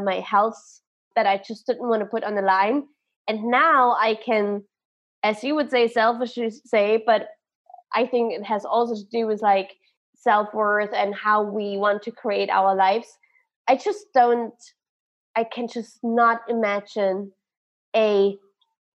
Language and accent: English; Germany; I'm from Germany